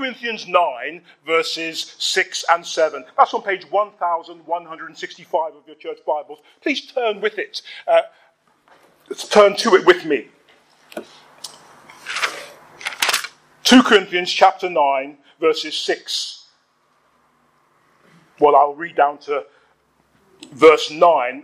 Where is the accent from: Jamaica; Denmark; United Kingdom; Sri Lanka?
United Kingdom; London; where I grew up in Hackney